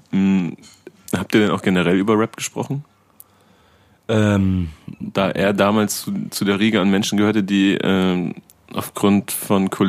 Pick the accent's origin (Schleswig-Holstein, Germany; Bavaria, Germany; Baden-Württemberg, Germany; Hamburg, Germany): Bavaria, Germany; Munich; ich komme ja auch aus München